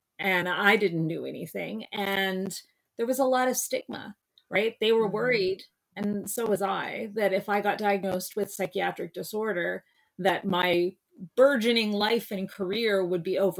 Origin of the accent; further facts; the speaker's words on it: Kingston, Ontario, Canada; also born or lived in Montreal / London; But I am from Kingston, Ontario, and I've lived all over the place. I went to school in Montreal at McGill, and then I went to school in London, England, which was a wild ride.